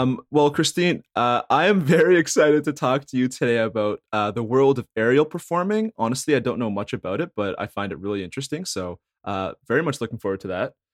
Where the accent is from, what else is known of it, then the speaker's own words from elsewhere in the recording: Thornhill, Ontario, Canada; also from Thornhill